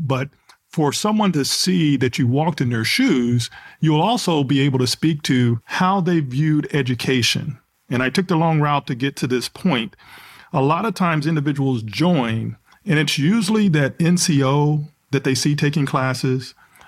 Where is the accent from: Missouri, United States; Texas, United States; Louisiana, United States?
Texas, United States; I'm trying to gather myself here, sir, because I'm from Texas. I'm a Dallas Cowboy fan, heart to heart, and athlete.